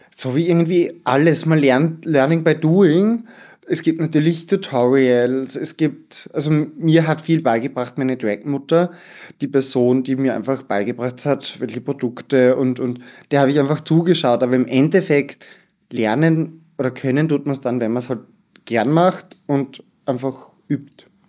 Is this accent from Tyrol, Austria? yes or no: no; Styria, Austria; ich komme vom Land, aus der Steiermark